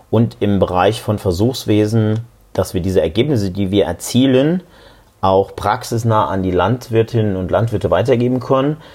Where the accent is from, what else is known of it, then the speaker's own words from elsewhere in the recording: Saarland, Germany; born there; Ich bin gebürtig aus dem Saarland